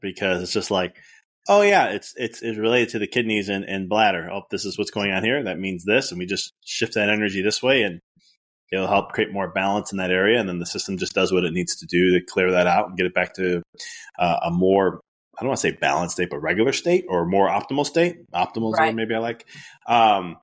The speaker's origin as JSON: {"language": "English", "region": "Illinois", "country": "United States", "said": "I'm from Illinois"}